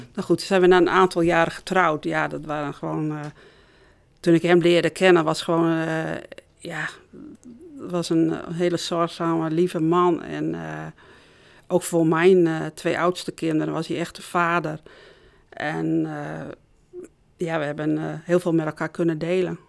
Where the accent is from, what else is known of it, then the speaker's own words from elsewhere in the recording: Noordhorn, Groningen, Netherlands; Ik ben opgegroeid in Noordhorn